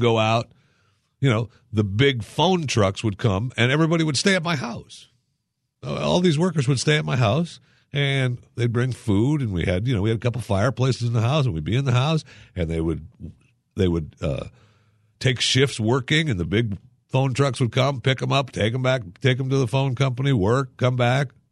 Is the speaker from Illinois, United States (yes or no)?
no; Michigan, United States; moved away; I remember growing up in Michigan. I couldn't wait to get out of there because of winter